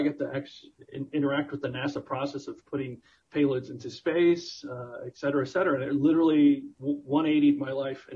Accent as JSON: {"language": "English", "region": "South Florida", "country": "United States", "tie": "born or raised there", "said": "I grew up in South Florida"}